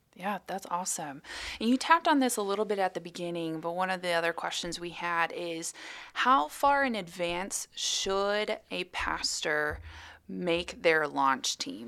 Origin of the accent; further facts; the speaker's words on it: Atlanta, Georgia, United States; I'm actually from Atlanta